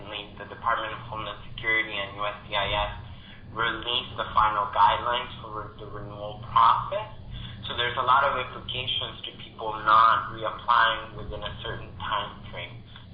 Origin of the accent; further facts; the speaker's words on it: Texas, United States; I grew up in Texas